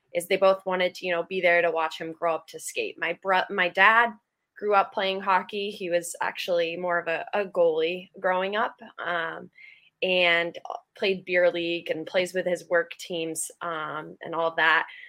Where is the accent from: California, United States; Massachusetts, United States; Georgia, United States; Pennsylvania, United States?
Massachusetts, United States; Acton; I grew up in Acton, Massachusetts, which is a small town outside, like 40 minutes outside Boston.